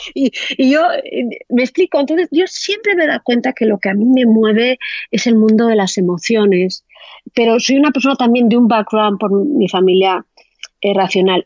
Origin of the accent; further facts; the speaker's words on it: Spain; moved away as an adult; also born or lived in Amsterdam / Australia; los españoles tenemos la discapacidad casi todos de ¿eh? hablar a lo Penélope Cruz, ¿no? o sea, tenemos un acentazo